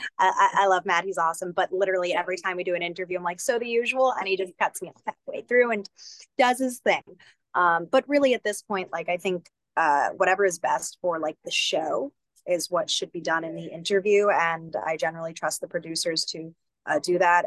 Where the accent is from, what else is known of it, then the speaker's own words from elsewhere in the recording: Northeast, United States; I'm from the Northeast.